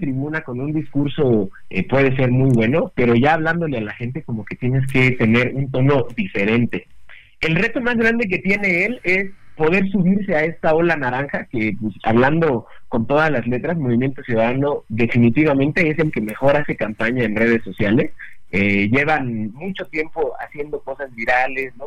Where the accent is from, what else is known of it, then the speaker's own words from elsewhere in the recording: Mexico; como buenos mexicanos y que nos encantan los simbolismos